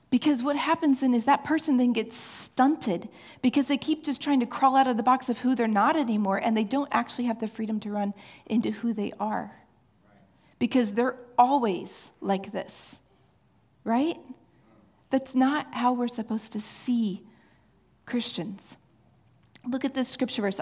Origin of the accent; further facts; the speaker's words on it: Kansas City, Missouri, United States; I am from Kansas City